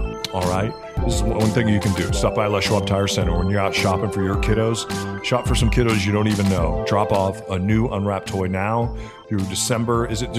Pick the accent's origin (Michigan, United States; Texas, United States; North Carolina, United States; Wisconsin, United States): Wisconsin, United States; Kenosha; I'm 16 miles from Kenosha, Wisconsin. That's where I grew up.